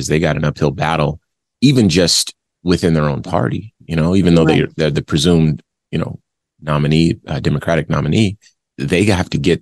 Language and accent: English; Phoenix, Arizona, United States; also born or lived in Compton, California; I live in Phoenix, and I have lived in Phoenix since I was a kid. You know, I was born in Compton, but I moved here when I was 7 years old